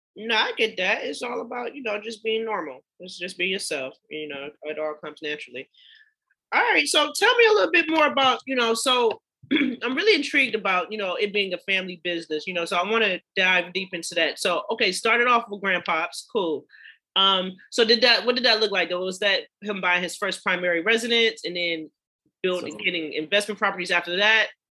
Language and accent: English; Cleveland, Ohio, United States; my hometown of Cleveland, Ohio